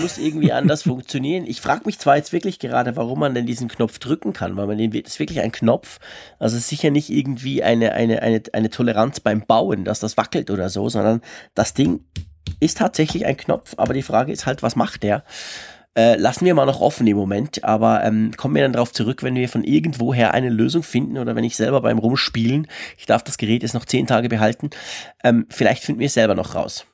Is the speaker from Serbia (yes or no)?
no; Switzerland; accent: Swiss; ich spreche halt als Schweizer ein bisschen anders